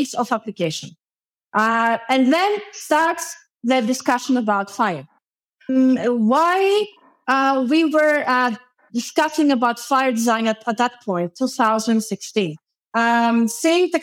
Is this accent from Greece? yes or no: yes; Greece; moved away as an adult; also born or lived in Ispra, Italy; In 2012, I moved back to my home country